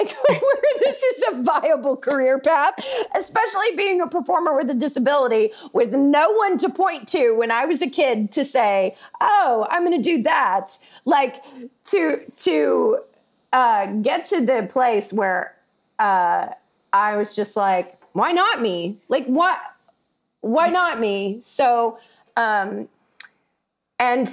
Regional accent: Tuscaloosa, Alabama, United States; In Tuscaloosa. I grew up in Tuscaloosa, Alabama

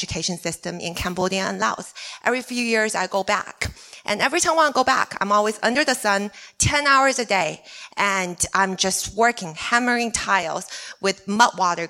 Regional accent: China; English is a second language; moved away; I'm from China

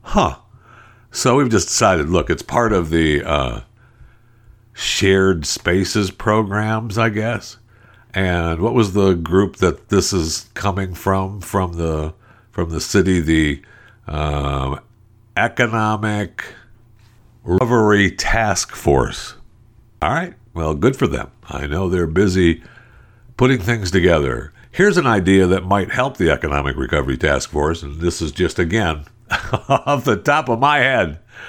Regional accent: San Francisco, California, United States; No, I'm from San Francisco. That's what I call my home.

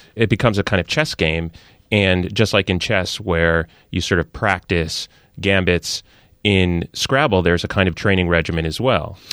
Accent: New York area, United States; sports talk shout fests that I grew up on in the New York area as a Yankees fan

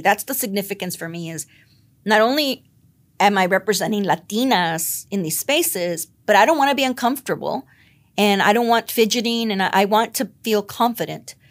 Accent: the Rio Grande Valley, Texas, United States; also born or lived in Philadelphia; now in San Antonio, United States; I'm from the Valley

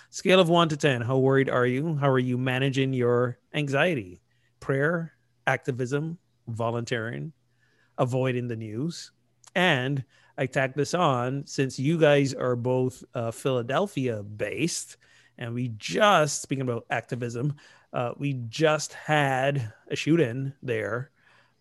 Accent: Barbados; moved away; I grew up in Barbados, a British colony.

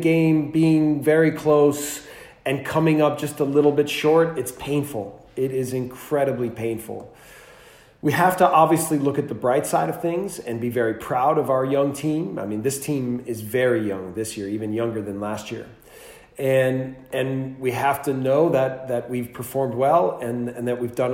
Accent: United States; moved away as an adult; now in Germany; as an American

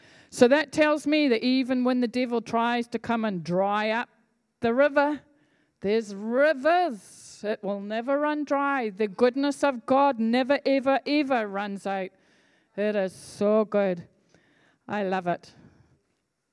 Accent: Scotland, United Kingdom; I'm from Scotland

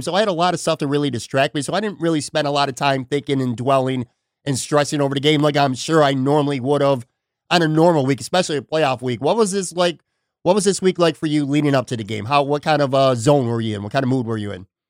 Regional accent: Buffalo, New York, United States; now in Florida, United States; I grew up in the West Side, Black Rock area, so I'm very familiar with Casey's Tavern

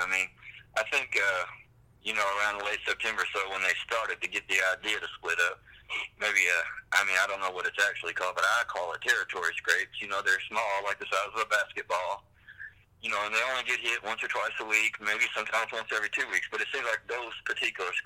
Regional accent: Tennessee, United States; also born or lived in Benton County, Tennessee; I was raised up in Humphreys County, and I've always hunted there

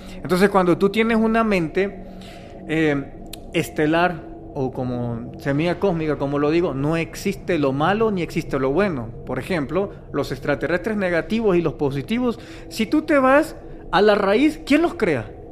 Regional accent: El Salvador; soy salvadoreño, en El Salvador celebramos el 15 de septiembre nuestra independencia

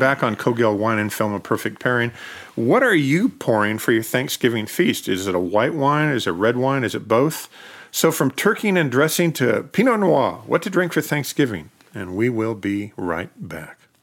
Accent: Oregon, United States; growing up in Oregon

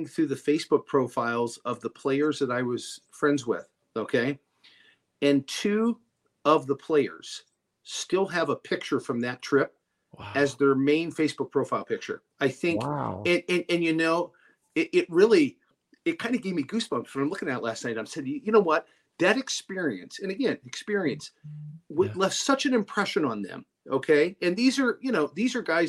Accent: Canada; now in United States; I was born in Canada. I'm a U.S. citizen now

